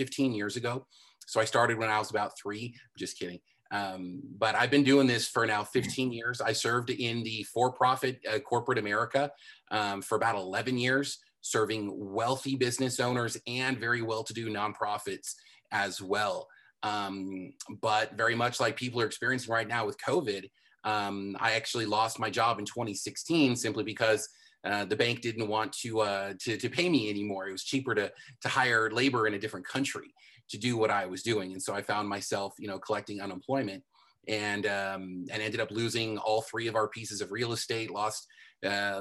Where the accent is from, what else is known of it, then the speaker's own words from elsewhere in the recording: Southern California, United States; I'm born and raised in Southern California